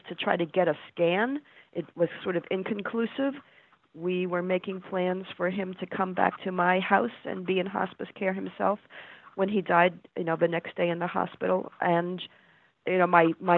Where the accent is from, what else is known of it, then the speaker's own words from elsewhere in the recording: New Jersey, United States; moved away; I grew up in New Jersey, and somehow here I am again still living in New Jersey, and in the middle I moved up lots of other places